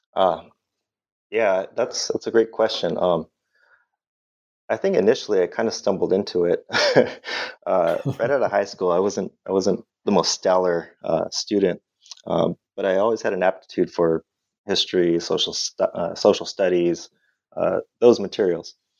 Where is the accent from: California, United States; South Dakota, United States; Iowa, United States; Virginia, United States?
California, United States; La Habra; also born or lived in Montebello, California; now in San Antonio, United States; I'm from Southern California originally. I was uh, born in Montebello, California, which is a suburb east of East LA. So, you'll see a theme here. Um, right grew up in La Habra, California